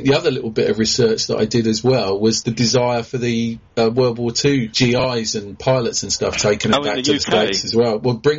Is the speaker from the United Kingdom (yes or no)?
yes; Reading, South East England, United Kingdom; I'm from Reading and I live in Reading